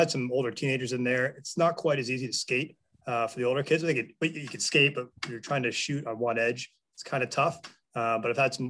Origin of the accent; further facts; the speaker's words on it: Port Elgin, Ontario, Canada; moved away as an adult; now in Kincardine, Canada; I never left Port Elgin